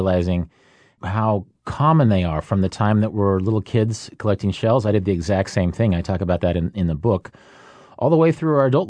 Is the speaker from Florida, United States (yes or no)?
no; Kansas, United States; I grew up in Kansas and didn't see the ocean until I was 15.